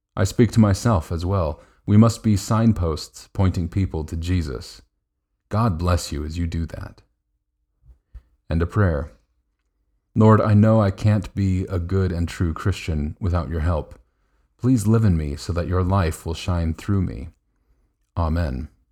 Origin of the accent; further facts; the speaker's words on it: United States; As an American